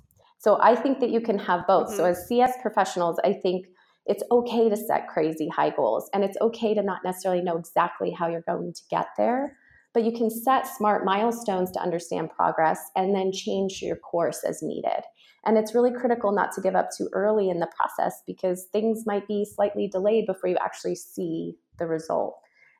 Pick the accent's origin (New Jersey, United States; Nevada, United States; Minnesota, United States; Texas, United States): Nevada, United States; Reno; Reno, Nevada. Yeah.